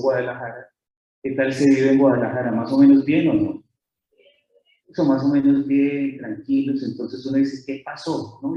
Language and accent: Spanish; Colombia; accent: Colombian; decimos en Colombia, no sé si se nota mi acento, soy colombiano